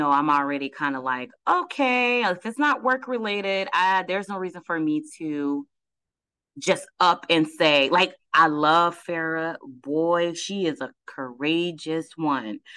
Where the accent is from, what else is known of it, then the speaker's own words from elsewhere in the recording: Fort Lauderdale, Florida, United States; also born or lived in Georgia; We uh, I was born in Fort Lauderdale, left at like five years old, came back at like almost 10 years old. Um, we were in a couple of a couple of towns in Georgia, Stone Mountain